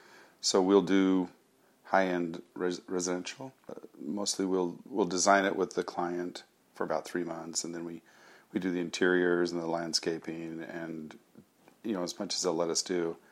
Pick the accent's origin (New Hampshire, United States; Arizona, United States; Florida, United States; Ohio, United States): Arizona, United States; also born or lived in San Rafael, California / Japan; now in Los Angeles, United States; I was born in Northern California, San Rafael. I grew up, though, in Arizona, and then I moved to Japan. I lived in Japan off and on for about 20 years.